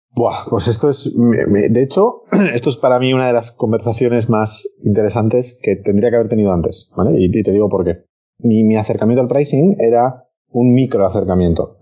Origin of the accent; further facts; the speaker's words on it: Spain; nosotros somos españoles